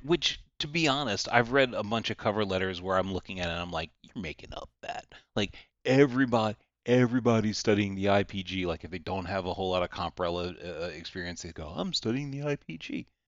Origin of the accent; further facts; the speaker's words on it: the South, United States; I'm from the South and we're almost all rural areas here in the South.